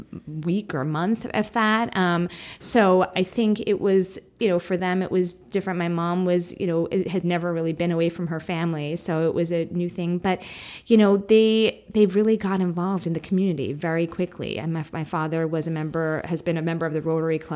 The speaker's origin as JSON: {"language": "English", "town": "New York City", "region": "New York", "country": "United States", "tie": "born or raised there", "said": "I was born and raised in Staten Island, New York, which is a pretty conservative area of New York City"}